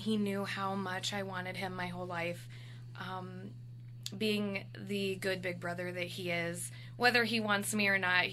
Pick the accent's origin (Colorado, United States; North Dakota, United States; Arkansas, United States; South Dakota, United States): South Dakota, United States; also born or lived in Custer, South Dakota / Hot Springs, South Dakota; I actually grew up in South Dakota. Predominantly, I was born in Custer. And then later, we ended up moving to Hot Springs